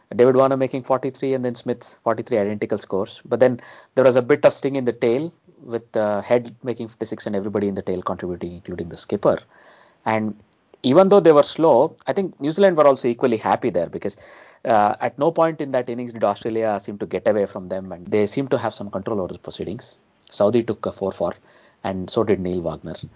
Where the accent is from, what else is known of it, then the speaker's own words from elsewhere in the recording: India; as Indian cricket fans